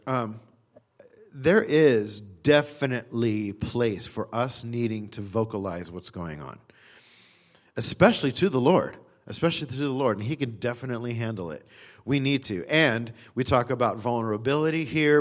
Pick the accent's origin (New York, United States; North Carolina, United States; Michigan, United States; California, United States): California, United States; also born or lived in Texas; I was from California